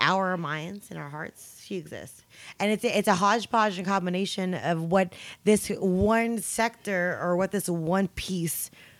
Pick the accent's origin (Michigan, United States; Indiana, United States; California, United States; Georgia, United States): California, United States; the Bay Area; now in New York, United States; I'm from the Bay